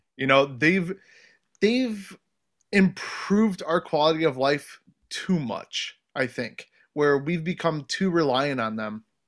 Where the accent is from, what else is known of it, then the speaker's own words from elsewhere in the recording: Ohio, United States; moved away; where I grew up in Ohio, I grew up around a lot of wood, like, my entire childhood, childhood was in the woods